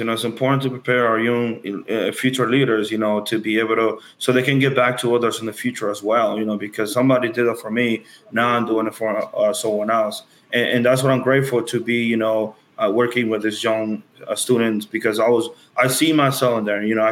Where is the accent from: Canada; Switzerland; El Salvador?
El Salvador; now in New York City, United States; I am originally from El Salvador